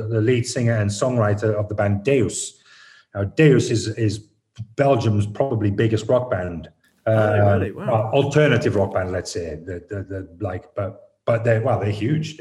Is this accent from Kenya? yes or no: no; Stockton-on-Tees, North East England, United Kingdom; I'm from the North. I'm from Stockton, I'm from Teesside